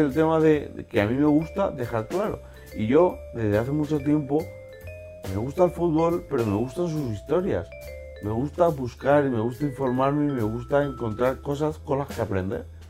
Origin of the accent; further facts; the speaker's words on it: Valencian Community, Spain; moved away; siento valenciano, me siento del Valencia